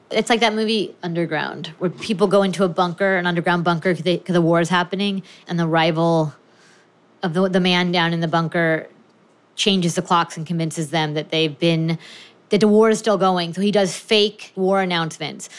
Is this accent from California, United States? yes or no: yes; California, United States; I'm from California.